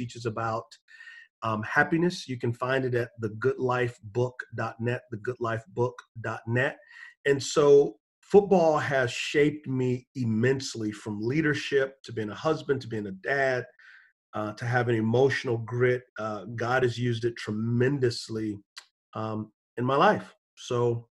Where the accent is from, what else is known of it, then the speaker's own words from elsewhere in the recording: San Antonio, Texas, United States; I'm originally from San Antonio, Texas